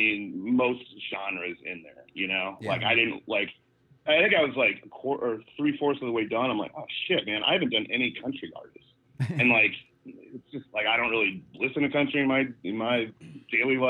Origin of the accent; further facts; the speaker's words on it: Omaha, Nebraska, United States; I was born in Omaha, Nebraska.